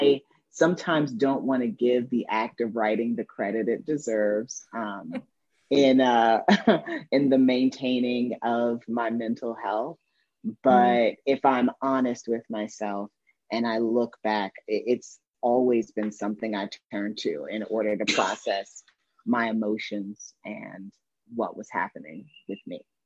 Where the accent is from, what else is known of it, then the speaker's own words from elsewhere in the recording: Indiana, United States; a coming of age memoir uh, about my girlhood growing up in Indiana